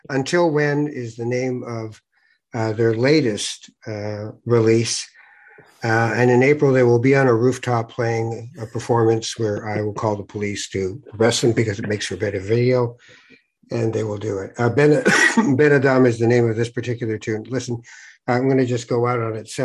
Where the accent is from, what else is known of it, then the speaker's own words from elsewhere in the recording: Tangier, Tanger-Tetouan-Al Hoceima, Morocco; We're from Tangier. We do the Spanish thing.